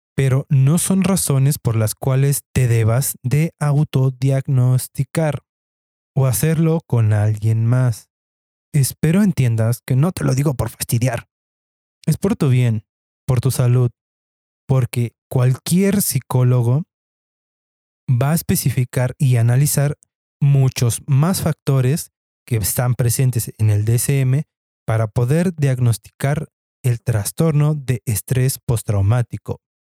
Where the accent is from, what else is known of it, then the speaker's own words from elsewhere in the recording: Mexico; como buenos mexicanos